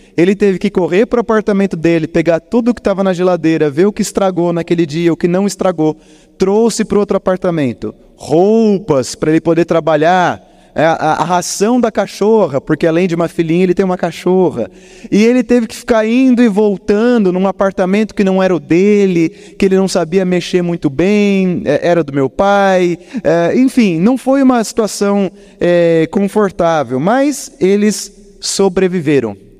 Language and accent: Portuguese; Botucatu, São Paulo, Brazil; now in Curitiba, Brazil; eu estive na minha cidade natal, eu peguei o feriado de finados e fui rapidamente para Botucatu